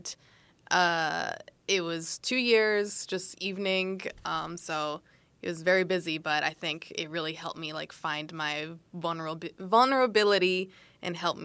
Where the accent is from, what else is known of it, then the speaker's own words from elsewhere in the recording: Silver Spring, Maryland, United States; moved away as an adult; now in New York City, United States; I'm from Silver Spring, Maryland. Both of my parents are from El Salvador.